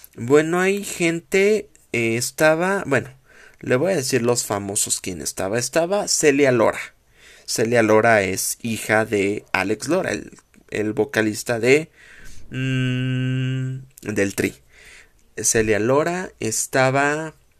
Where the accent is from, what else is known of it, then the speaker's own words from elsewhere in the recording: Mexico; como mexicano